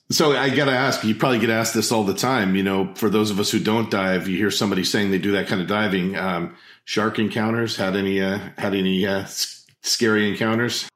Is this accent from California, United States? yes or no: yes; Central Coast, California, United States; I grew up in California, off the Central Coast in the Pacific Ocean.